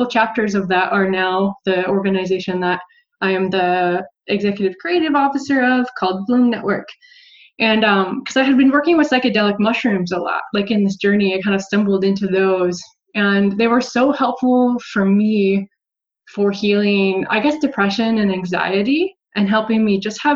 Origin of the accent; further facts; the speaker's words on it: Montana, United States; moved away; also born or lived in San Francisco; I'm originally from Montana